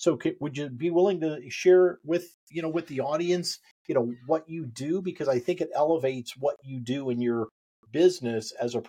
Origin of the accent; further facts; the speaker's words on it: Indiana, United States; and I came from Indiana